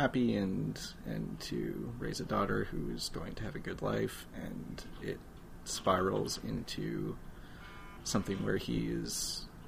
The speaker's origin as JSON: {"language": "English", "country": "Canada", "said": "as a Canadian, you're used to looking at other countries"}